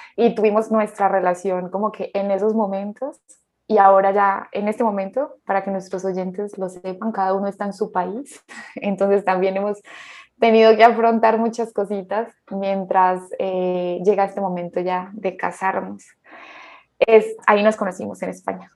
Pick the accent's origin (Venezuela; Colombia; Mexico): Colombia; also born or lived in Spain; soy de Colombia y soy psicóloga